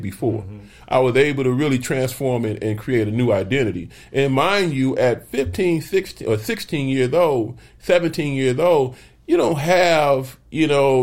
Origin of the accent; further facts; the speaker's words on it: Flint, Michigan, United States; moved away as an adult; now in Phoenix, United States; I've had an opportunity to really be an influence on the political scene in my hometown and here in Phoenix